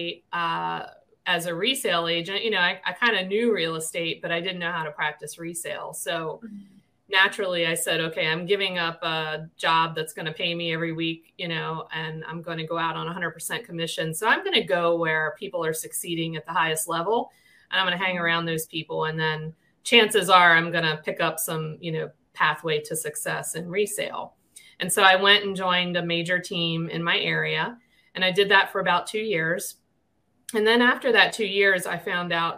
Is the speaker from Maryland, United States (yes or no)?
yes; Maryland, United States; moved away as an adult; also born or lived in Missouri; I'm from Maryland. I live in Harford County, Maryland, most of my life